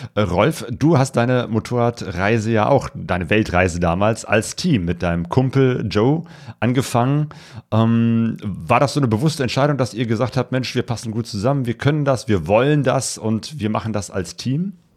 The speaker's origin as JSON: {"language": "German", "country": "Germany", "said": "als Deutsche"}